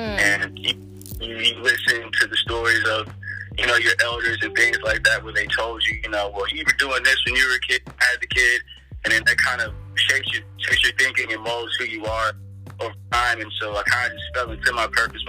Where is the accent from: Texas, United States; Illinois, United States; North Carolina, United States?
Texas, United States; growing up in Texas